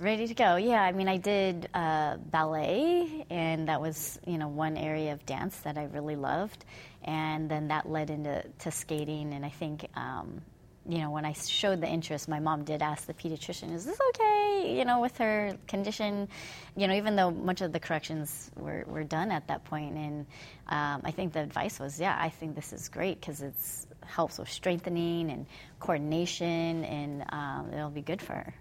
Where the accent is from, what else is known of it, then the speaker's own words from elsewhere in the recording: Fremont, California, United States; also born or lived in Hayward, California; grew up in Fremont, which is was sleepy town back then